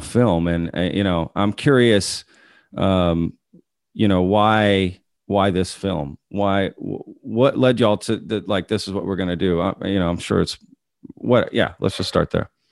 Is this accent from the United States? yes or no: yes; DFW area, Texas, United States; I'm from Texas. I went to school in Texas uh, in the DFW area.